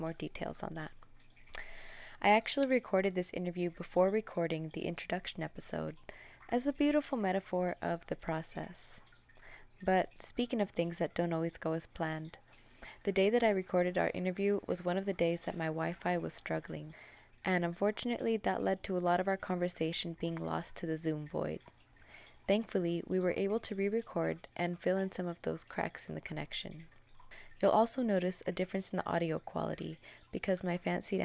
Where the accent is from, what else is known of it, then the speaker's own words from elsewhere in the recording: California, United States; I'm from California